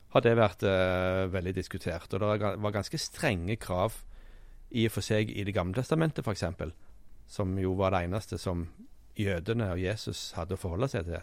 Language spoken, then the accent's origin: Norwegian; Sandnes, Rogaland, Norway; moved away; Jeg kom jo fra Sandnes